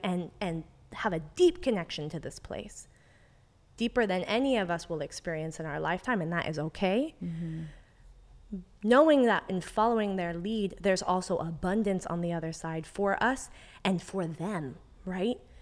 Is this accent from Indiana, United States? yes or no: no; the Bay Area, California, United States; I'm really proud of being from the Bay. I'm born and raised here